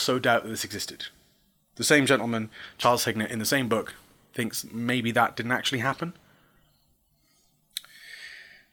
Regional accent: England, United Kingdom; I'm English.

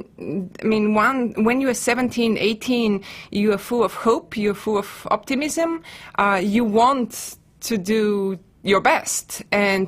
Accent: Bulgaria; now in United States; I am a native of Bulgaria, and I teach Eastern European history at the Ohio State University.

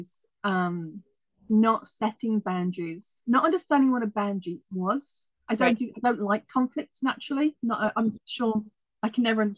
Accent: United Kingdom; moved away; I'm British originally

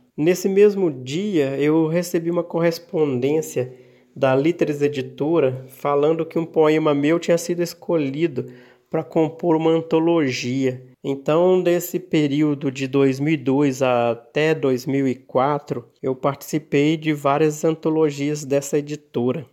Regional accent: Bela Vista de Minas, Minas Gerais, Brazil; moved away as an adult; also born or lived in João Monlevade; now in Araxá, Brazil; Eu sou de Bela Vista de Minas, embora por mero acaso do destino eu tenha nascido em João Molevade

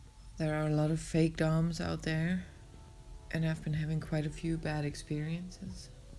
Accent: Germany; English is a second language; I'm from Germany, so excuse my English.

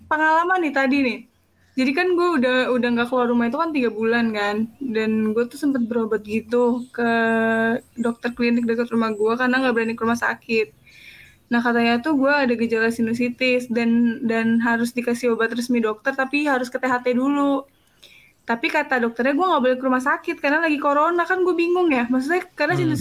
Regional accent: Yogyakarta, Special Region of Yogyakarta, Indonesia; gua orang Jog, gua aslinya Jogja. Cuman gua udah nggak mudik

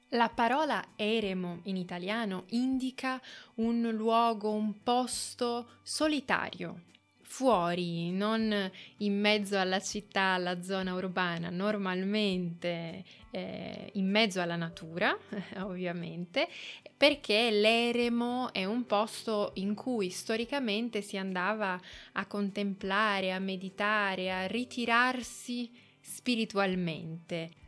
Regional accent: Turin, Piedmont, Italy; moved away as an adult; now in Assisi, Italy; io sono nata a Torino, quindi sono cresciuta vicino a Torino, che è una città del nord Italia

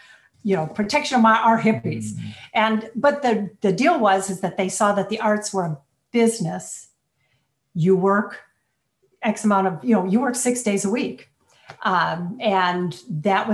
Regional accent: Cleveland, Ohio, United States; I'm from Cleveland, Ohio.

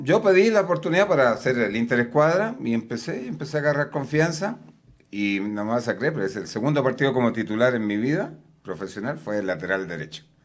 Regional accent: Chile; moved away as an adult; also born or lived in Veracruz, Mexico; now in Puebla, Mexico; yo soy chileno de nacimiento.

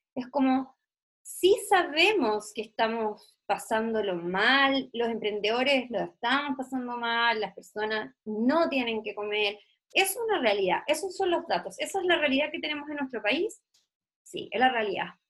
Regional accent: Puerto Montt, Los Lagos, Chile; yo soy de Puerto Montt, en, el sur de Chile

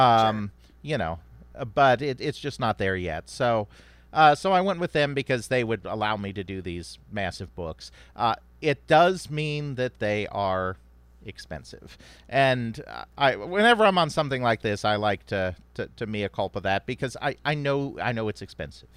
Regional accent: United States; I'm American, I speak English, and I don't speak, uh, you know, Japanese or any other languages

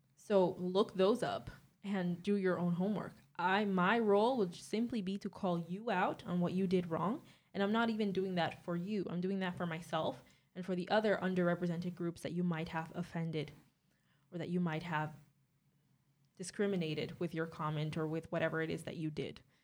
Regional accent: Caribbean Netherlands; moved away as an adult; now in Netherlands; I'm twenty-three years old, and I'm from Bonaire. I've lived in the Netherlands for four years now

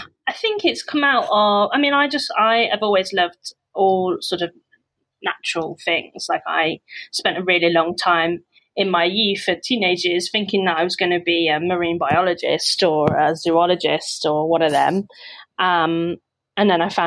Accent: West Midlands, United Kingdom; now in London, United Kingdom; until I came to London and I could be like this, you know I've grew up in the Midlands, I've lost my accent, you

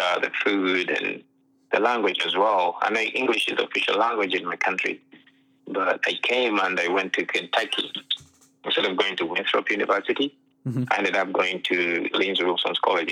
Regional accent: Uganda; moved away as an adult; now in United States; I was born and raised in Uganda

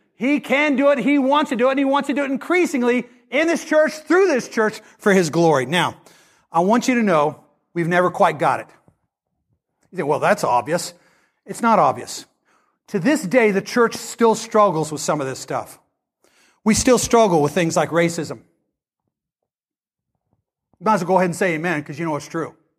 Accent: Great Bend, Kansas, United States; also born or lived in Lawrence, Kansas; I went from the land of Christianized Great Bend, that's my hometown, to a dorm room at the University of Kansas

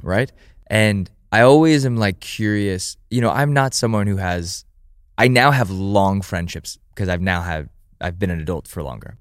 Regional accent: United States

